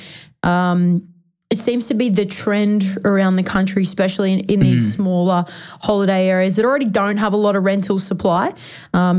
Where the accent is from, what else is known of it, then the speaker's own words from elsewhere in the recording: Melbourne, Victoria, Australia; Melbourne because that's my hometown.